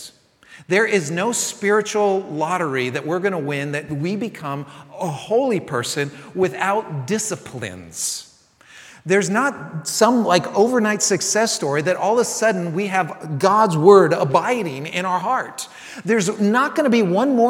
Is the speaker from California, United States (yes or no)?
yes; San Francisco, California, United States; now in Texas, United States; growing up in San Francisco